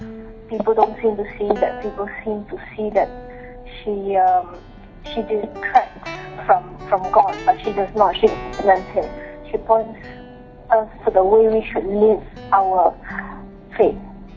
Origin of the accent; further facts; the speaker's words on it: Malaysia; I'm from Malaysia.